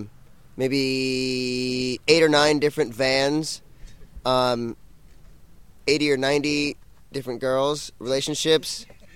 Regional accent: Colorado, United States; we're all from Colorado

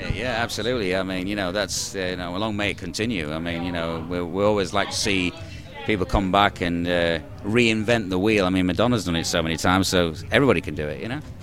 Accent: the north of England, United Kingdom; moved away; I'm from the United Kingdom, but originally from the north of England

